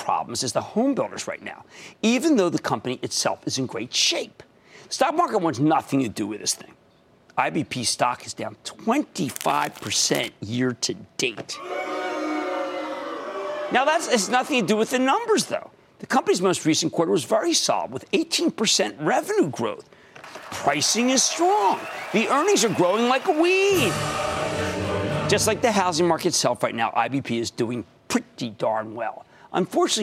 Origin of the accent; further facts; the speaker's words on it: New Jersey, United States; in my home state of New Jersey